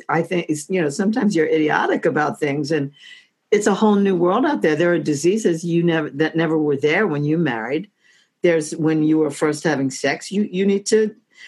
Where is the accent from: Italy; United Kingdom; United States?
United States; Oceanside, New York; moved away as an adult; also born or lived in Brooklyn, New York / Washington, D.C.; I was born in Brooklyn. I was raised on Long Island, Oceanside